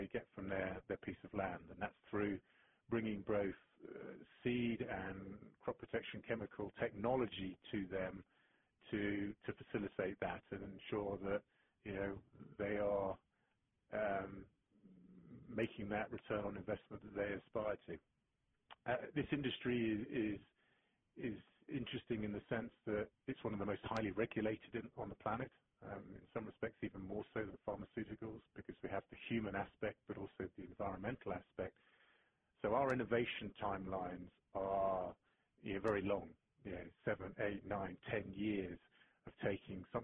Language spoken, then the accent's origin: English; England, United Kingdom; moved away as an adult; also born or lived in Thailand / Hong Kong / United States; now in Switzerland; being English and starting my career in the UK